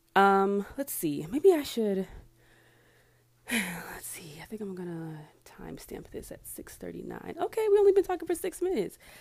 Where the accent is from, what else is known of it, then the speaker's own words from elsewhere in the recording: Marietta, Georgia, United States; also born or lived in Atlanta / Savannah, Georgia; from Atlanta, I'm from Marietta